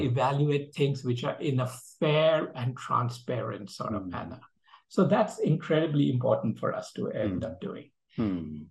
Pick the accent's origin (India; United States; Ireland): India; moved away; I'm originally from India